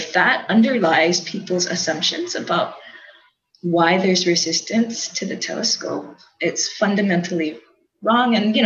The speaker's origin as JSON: {"language": "English", "region": "Hawaii", "country": "United States", "said": "As a Hawaiian"}